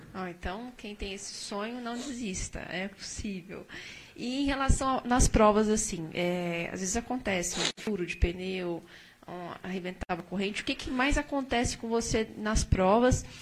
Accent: Brazil

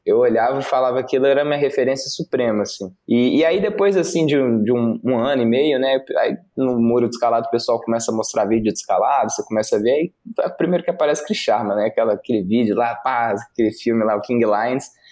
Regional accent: Brasília, Federal District, Brazil; eu sou de Brasília

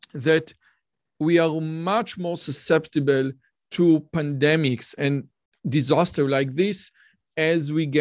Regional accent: Israel; I'm from Israel

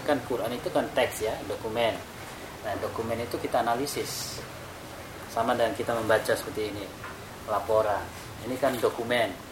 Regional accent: Makassar, South Sulawesi, Indonesia; Di kampung saya di Makassar

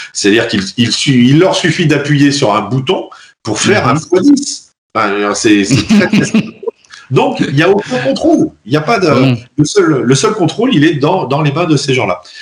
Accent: France; en tant que Français et en tant qu'Européen

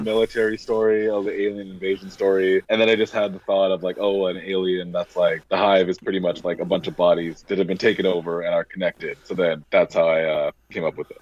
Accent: Vancouver, British Columbia, Canada; now in Toronto, Canada; I'm Canadian, so I was from Vancouver, and right now I'm just in Toronto

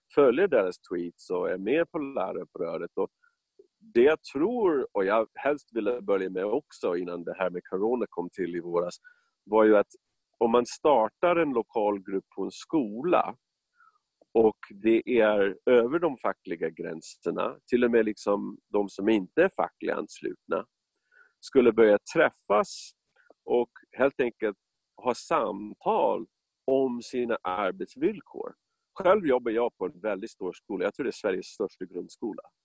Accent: United States; Swedish is a second language; moved away as an adult; now in Stockholm, Sweden; när jag växte upp i USA på 60 70-talet

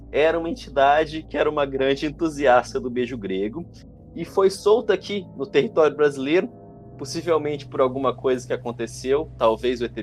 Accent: Paraná, Brazil; Eu sou, eu sou paranaense

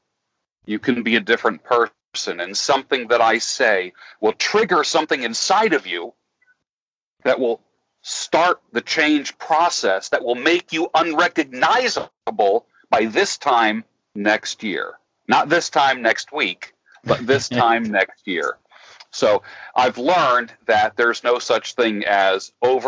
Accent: New York, United States; I grew up the oldest of three boys. My parents were very young when they had me. We grew up in New York

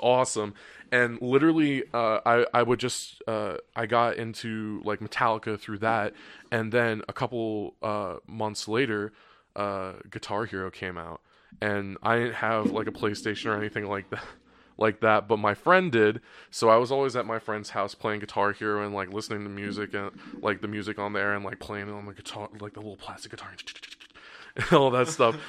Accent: New Jersey, United States; I grew up in South Jersey

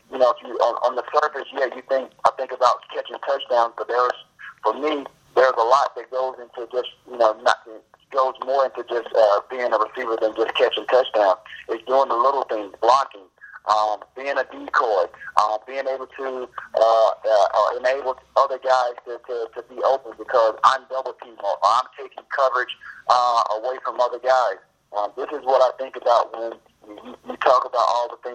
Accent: the South, United States; growing up in the South

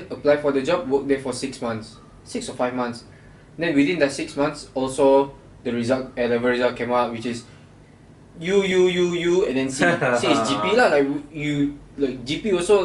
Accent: Kuala Belait, Belait, Brunei; moved away as an adult; now in Malaysia; the third one was my hometown, yeah, like KB

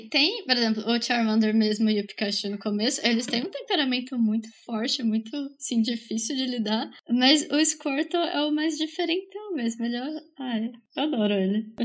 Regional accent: Bauru, São Paulo, Brazil; eu cresci em Bauru também

